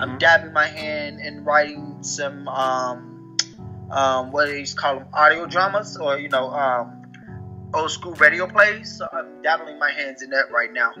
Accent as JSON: {"language": "English", "town": "Chicago", "region": "Illinois", "country": "United States", "said": "so I'm from originally from Chicago. Um, I live outside Chicago right now."}